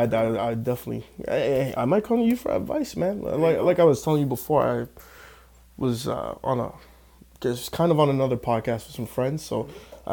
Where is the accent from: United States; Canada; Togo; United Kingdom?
Canada; I'm in Canada. I'm a Canadian guy.